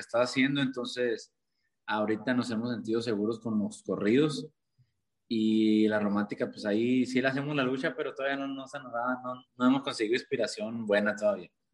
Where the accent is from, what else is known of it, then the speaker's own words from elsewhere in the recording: Caborca, Sonora, Mexico; soy de Caborca, Sonora.